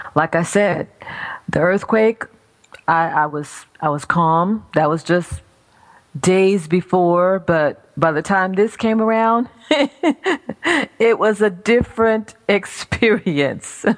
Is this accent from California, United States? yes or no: yes; California, United States; now in Maryland, United States; I'm from California originally